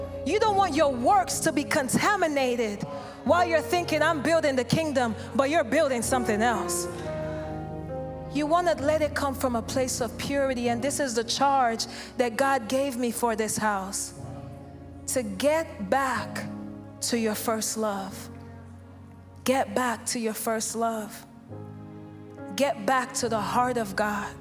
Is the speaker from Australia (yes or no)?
no; Nigeria; I'm from Nigeria.